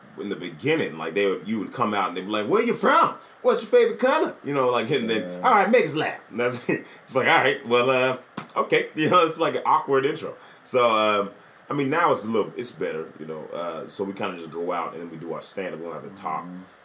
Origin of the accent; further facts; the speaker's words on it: Memphis, Tennessee, United States; also born or lived in Portland / Orlando / Atlanta; Yeah, I was born in Portland. I moved from Memphis back to Portland, and I moved to Orlando afterwards.